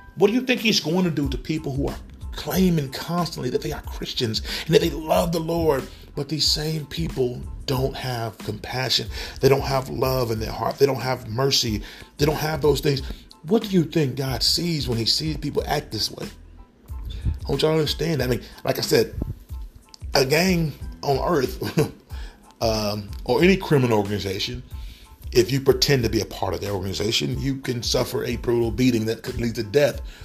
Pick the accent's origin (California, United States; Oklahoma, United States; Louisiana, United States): Oklahoma, United States; Tulsa; growing up in Tulsa, Oklahoma in the, the 90s, um, especially in North Tulsa